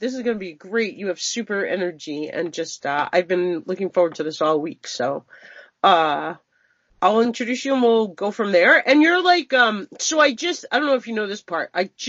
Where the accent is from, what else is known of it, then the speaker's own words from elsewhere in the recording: Long Island, New York, United States; also born or lived in Northwest Montana; now in Montana, United States; We are in Northwest Montana, but I grew up on Long Island, so I'm very familiar with, like, the Connecticut area.